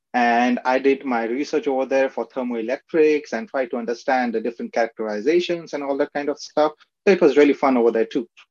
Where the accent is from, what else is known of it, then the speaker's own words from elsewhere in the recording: Aurangabad, Maharashtra, India; moved away; also born or lived in Ratnagiri, Maharashtra, India; I was born in Ratnagiri, which is a coastal area in Maharashtra, which is in India. But I was raised in Aurangabad